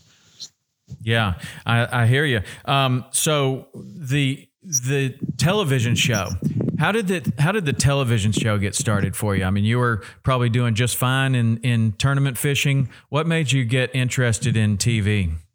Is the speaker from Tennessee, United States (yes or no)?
yes; Tennessee, United States; I grew up in Tennessee.